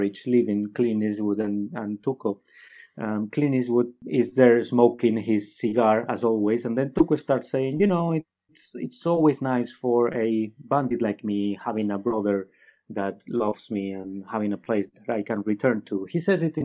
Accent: Guadalajara, Castilla-La Mancha, Spain; it's a small town called Guadalajara, which is 1 hour away from Madrid. It's my hometown

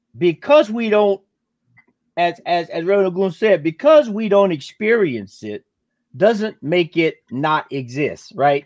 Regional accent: the South, United States; I grew up in the South during the 60s

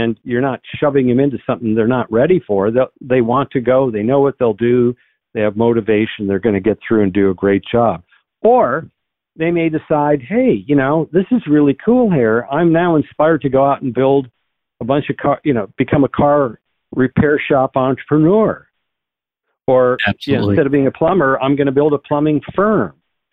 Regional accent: North Dakota, United States; But when I go back to my home state of North Dakota, I see much more common sense, or Oklahoma.

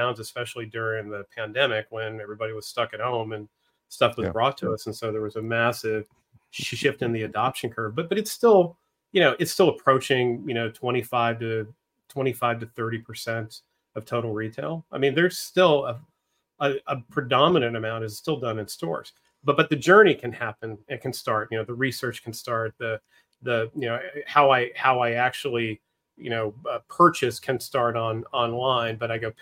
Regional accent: Northeastern Pennsylvania, United States; moved away as an adult; also born or lived in Philadelphia / Southern California; I grew up in Northeastern Pennsylvania

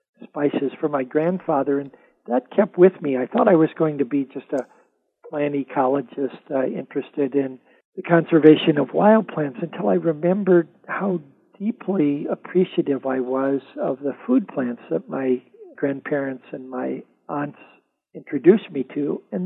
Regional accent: Gary, Indiana, United States; now in desert Southwest, United States; I grew up in the Indiana Dunes where movies about the Arabian Desert were being filmed in the 20s and 30s. And so because I had a Lebanese grandfather

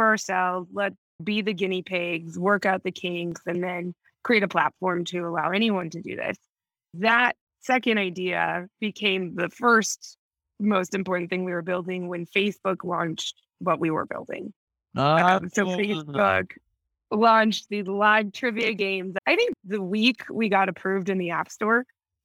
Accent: Minnesota, United States; moved away as an adult; also born or lived in New York; now in Mexico; I'm from Minnesota, so I'm not completely used to it

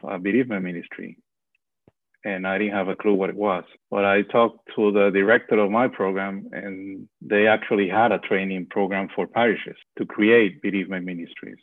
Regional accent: Venezuela; moved away; I'm also from Venezuela

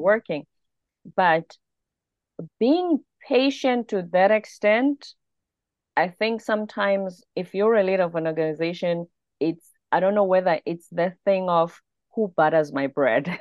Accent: South Africa; moved away as an adult; also born or lived in South Korea; now in United States; I'm a South African.

